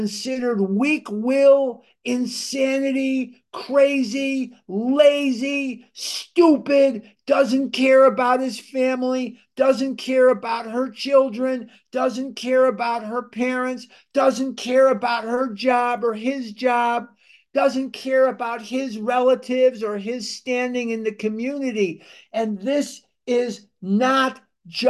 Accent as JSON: {"language": "English", "town": "Chicago", "region": "Illinois", "country": "United States", "tie": "born or raised there", "said": "I'm born and raised in Chicago, Illinois"}